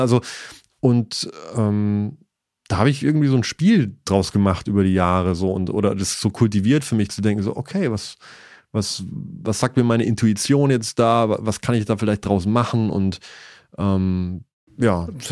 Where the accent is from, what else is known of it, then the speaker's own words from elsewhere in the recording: Eystetten, Bavaria, Germany; also born or lived in Augsburg; Ich bin aber geboren, also aufgewachsen in Eistetten, A-Y-Städten